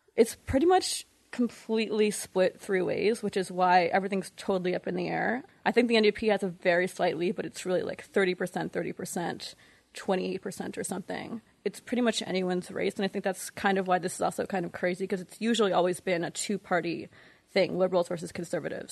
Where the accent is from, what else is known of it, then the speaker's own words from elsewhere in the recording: New York, United States; moved away; also born or lived in Montreal, Canada / Toronto, Canada; I'm actually from New York, but I lived in Montreal and Toronto for nine years